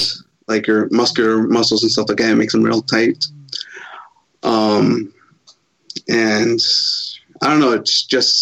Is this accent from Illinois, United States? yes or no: yes; Chicago, Illinois, United States; moved away; also born or lived in Southern California / El Salvador (family); I was born in Chicago, Illinois